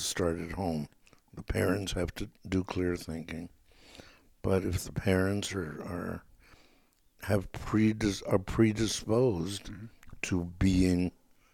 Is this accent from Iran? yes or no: no; Hanover, Lower Saxony, Germany; moved away; I was born in Hanover and automatically would be a citizen.